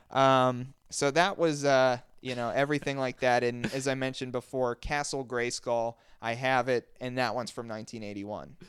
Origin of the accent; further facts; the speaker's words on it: Western Pennsylvania, United States; we're from Western Pennsylvania, the show tapes in Pittsburgh.